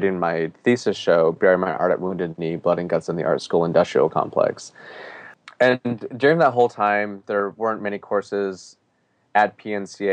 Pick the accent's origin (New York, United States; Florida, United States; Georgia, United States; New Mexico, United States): New Mexico, United States; Gallup; now in Portland, United States; I grew up in Gallup, New Mexico